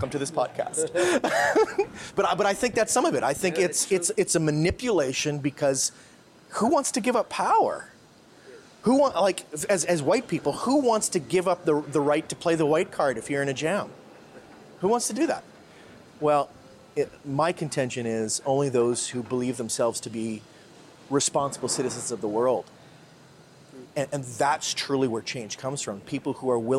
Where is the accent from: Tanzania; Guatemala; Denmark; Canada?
Canada; now in Philippines; I'm a Canadian. I'm a white male Canadian